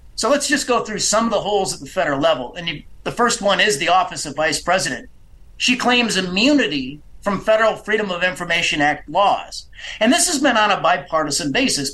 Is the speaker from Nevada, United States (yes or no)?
no; Illinois, United States; my home state of Illinois.